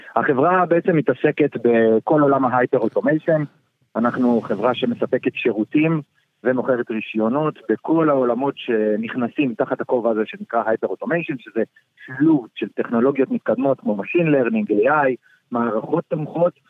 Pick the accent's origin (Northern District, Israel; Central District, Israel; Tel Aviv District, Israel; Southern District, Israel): Tel Aviv District, Israel; Ramat Gan; אני כיום גר בתל אביב, גדלתי ברמת גן